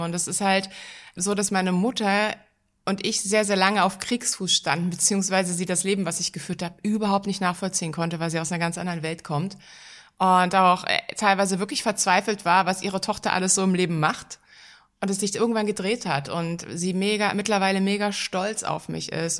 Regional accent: Berlin, Germany; In Berlin. Ich bin eine gebürtige Berlinerin

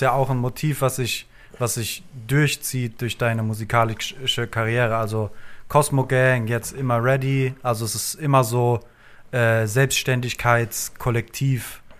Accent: Frankfurt, Hesse, Germany; ich bin im, im Westend groß geworden in Frankfurt

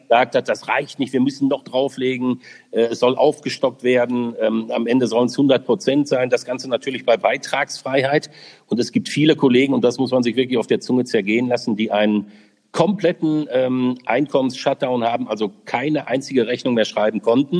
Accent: Essen, North Rhine-Westphalia, Germany; moved away as an adult; now in Pfaffenhofen, Germany; in meiner Heimatstadt Essen

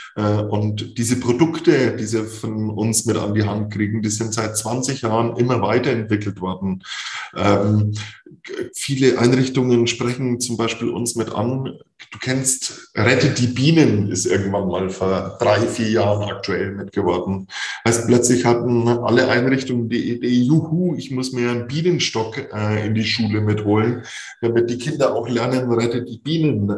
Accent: Franconia, Bavaria, Germany; ich da als Franke mit hochkomme

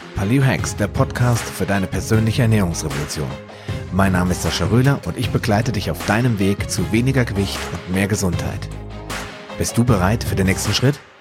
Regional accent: Hesse, Germany; wie man hier bei uns in Hessen sagt

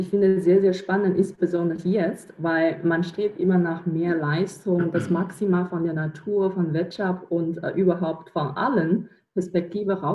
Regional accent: China; moved away as an adult; now in Germany; Also ich bin in China geboren und aufgewachsen, zur Schule, zur Uni äh, gegangen und äh, erst Mitte Mitte 20 bin ich nach Deutschland gekommen

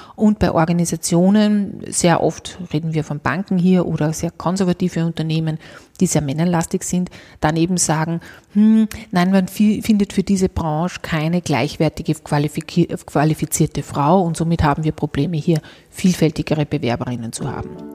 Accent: Austria; bei uns in Österreich

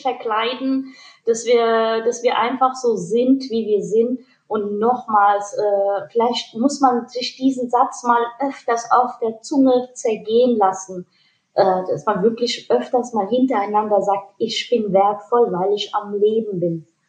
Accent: Hanau, Hesse, Germany; Meine Eltern sind aus Pakistan. Ich bin in Deutschland geboren, im wunderschönen Hanau

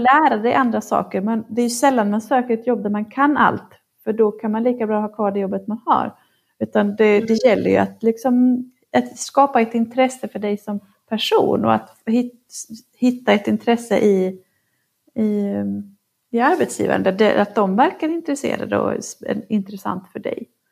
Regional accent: Norrland, Sweden; moved away; Jag är uppvuxen i Norrland

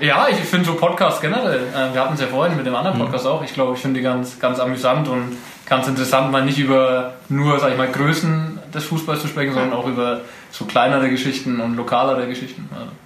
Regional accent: Kalchreuth, Bavaria, Germany; moved away as an adult; now in Nuremberg, Germany; Also komme aus Kalchreuth mittlerweile äh, nicht mehr. Mittlerweile wohne ich in Nürnberg. Ähm, aber Elternhaus in Kalchreuth

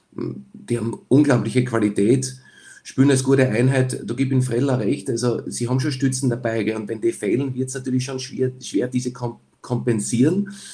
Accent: Graz, Styria, Austria; als Grazer

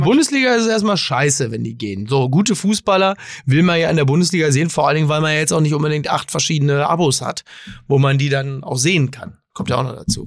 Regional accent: Germany; als Deutsche

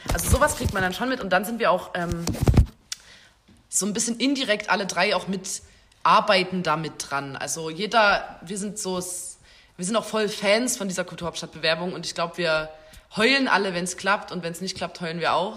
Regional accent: Chemnitz, Saxony, Germany; sind Chemnitzer, Chemnitzerinnen. Schon immer

